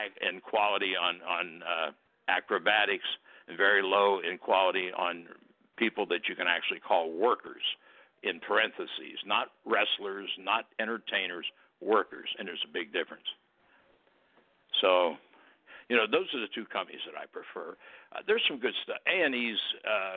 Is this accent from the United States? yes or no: yes; Cincinnati, Ohio, United States; my hometown is Cincinnati